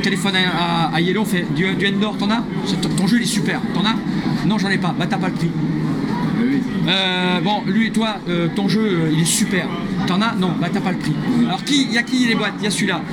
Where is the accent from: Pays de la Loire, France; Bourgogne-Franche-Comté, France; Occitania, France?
Occitania, France; Toulouse; je suis né à Toulouse